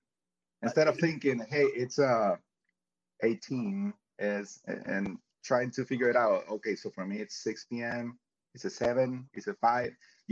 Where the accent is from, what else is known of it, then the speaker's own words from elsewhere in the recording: El Salvador; English is a second language; moved away as an adult; now in Miami, United States; I am from El Salvador. I was born and raised in El Salvador.